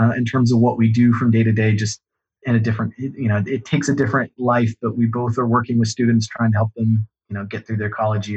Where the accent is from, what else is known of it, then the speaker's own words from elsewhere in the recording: Columbus, Ohio, United States; Growing up in Columbus